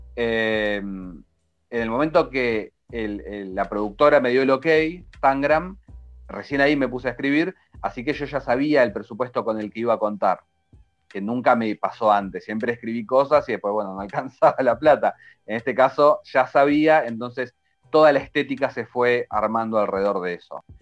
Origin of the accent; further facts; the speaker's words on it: Argentina; somos argentinos